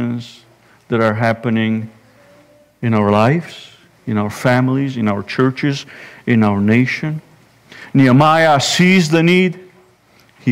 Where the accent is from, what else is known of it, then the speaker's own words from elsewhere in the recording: Romania; now in Indiana, United States; Growing up in Romania